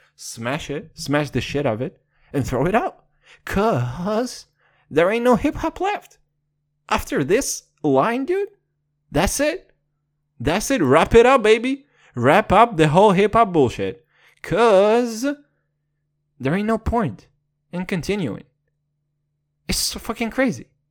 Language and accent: English; Kazakhstan; Your boy's from Kazakhstan